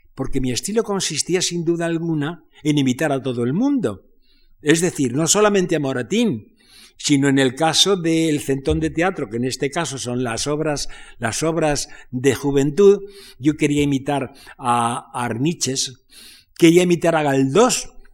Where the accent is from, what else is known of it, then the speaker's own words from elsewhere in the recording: Spain; moved away as an adult; also born or lived in France; yo en el exilio, porque me exilié de España